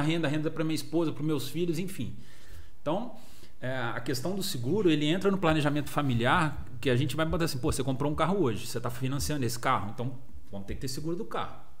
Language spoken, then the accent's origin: Portuguese; Volta Redonda, Rio de Janeiro, Brazil; also born or lived in Dublin, Ireland / Três Rios; eu sou de Volta Redonda, a M Broker também tem a sede aqui em Volta Redonda